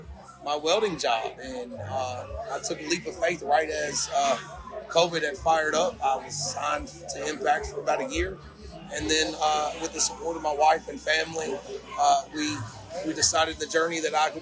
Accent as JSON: {"language": "English", "region": "Kentucky", "country": "United States", "tie": "born or raised there", "moved": "as an adult", "said": "Wrestling started in the state of Kentucky for me, in the central Kentucky area, a long, long, long time ago when I was just a teenager."}